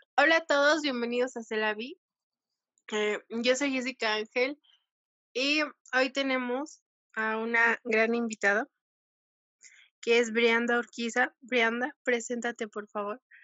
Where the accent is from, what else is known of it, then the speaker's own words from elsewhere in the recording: Toluca, State of Mexico, Mexico; moved away as an adult; nací en Toluca, pero toda mi familia es de Oaxaca, entonces siempre me he considerado como de las dos partes